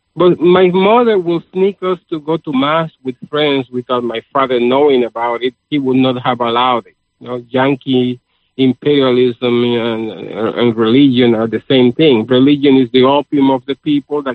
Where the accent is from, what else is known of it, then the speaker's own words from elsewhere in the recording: Puerto Rico; now in United States; I grew up in Puerto Rico in the 1960s into a communist household